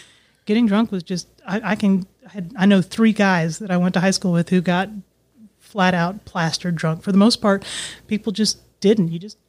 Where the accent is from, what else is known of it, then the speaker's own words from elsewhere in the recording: Bahrain; born there; And I was born in the Middle East in this little tiny island country it's called Bahrain